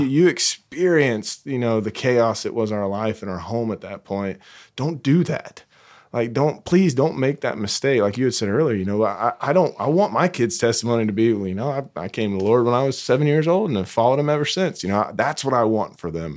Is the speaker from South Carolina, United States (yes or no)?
yes; South Carolina, United States; now in North Carolina, United States; it's only forty-five minutes away from where I grew up in South Carolina